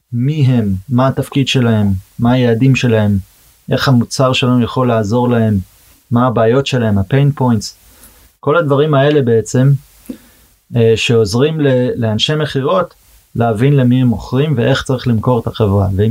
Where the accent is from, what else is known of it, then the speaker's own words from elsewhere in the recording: Boston, Massachusetts, United States; Hebrew is a second language; moved away as an adult; now in Israel; נולדתי בארצות הברית, גדלתי אה, בבוסטון בעצם, פרבר קטן מחוץ לבוסטון. אז כמובן עברית זה לא שפת אם בשבילי